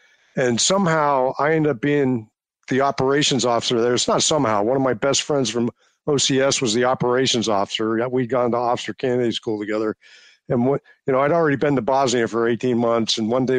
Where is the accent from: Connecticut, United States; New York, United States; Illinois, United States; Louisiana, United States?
Connecticut, United States; And I was growing up in Connecticut in the 70s, the late 70s.